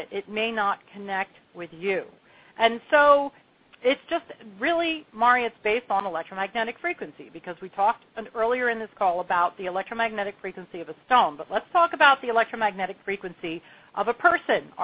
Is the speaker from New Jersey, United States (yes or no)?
yes; Long Beach Island, New Jersey, United States; now in Asheville, United States; I grew up on Long Beach Island.